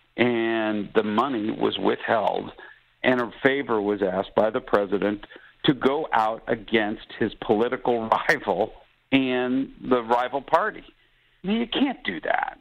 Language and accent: English; United States; As an American